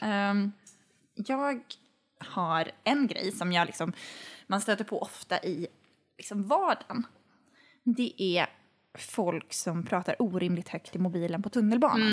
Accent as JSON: {"language": "Swedish", "town": "Boden", "region": "Norrbotten County", "country": "Sweden", "moved": "yes", "said": "i Boden, där jag kommer ifrån"}